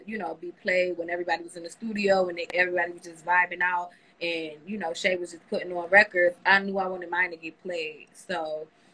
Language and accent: English; Buffalo, New York, United States; Buffalo was lit, but it was a lot going on.